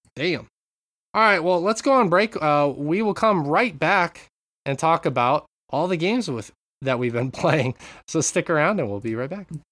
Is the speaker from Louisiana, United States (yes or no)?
no; Montana, United States; I grew up in Montana